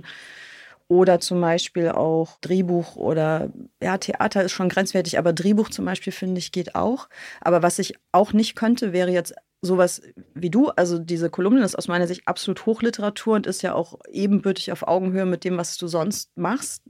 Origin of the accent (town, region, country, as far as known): North Rhine-Westphalia, Germany; born or raised there; moved away